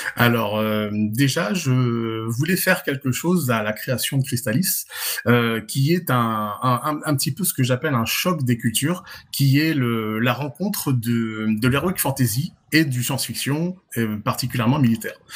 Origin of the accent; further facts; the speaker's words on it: Nice, Provence-Alpes-Côte d'Azur, France; je suis français de Nice, hein, donc niçois